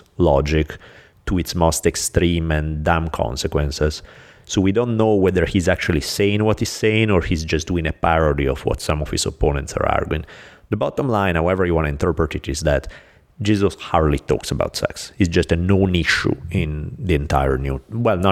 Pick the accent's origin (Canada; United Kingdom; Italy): Italy; moved away; I'm from Italy.